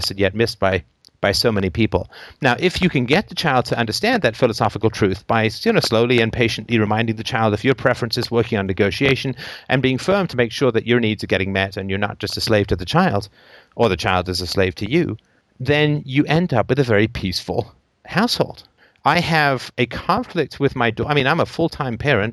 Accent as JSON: {"language": "English", "region": "England", "country": "United Kingdom", "tie": "born or raised there", "said": "I grew up in England in the 70s, and I went to boarding school"}